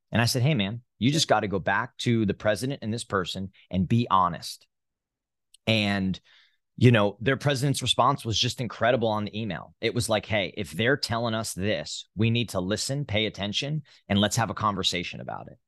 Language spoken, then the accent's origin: English; New Jersey, United States; moved away; I'm from New Jersey, born and raised